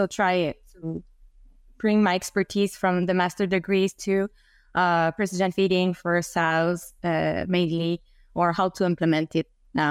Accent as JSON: {"language": "English", "town": "Quebec City", "region": "Quebec", "country": "Canada", "second_language": "English", "said": "I come from Quebec City, so I don't come from agriculture sector, but I really had interest in agronomy."}